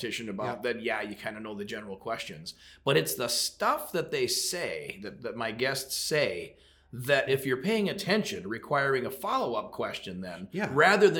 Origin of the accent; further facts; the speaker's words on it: Fargo, North Dakota, United States; moved away as an adult; also born or lived in Detroit Lakes, Minnesota / Minneapolis, Minnesota / Phoenix; I'm a Fargo, North Dakota, North Fargo. Born and raised